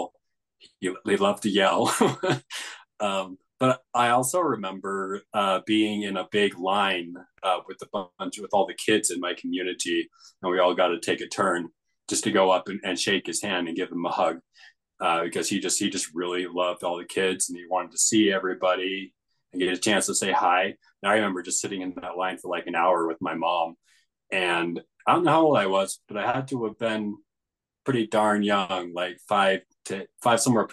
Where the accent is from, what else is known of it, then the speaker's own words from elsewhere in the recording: Pinesdale, Montana, United States; That's the community that I grew up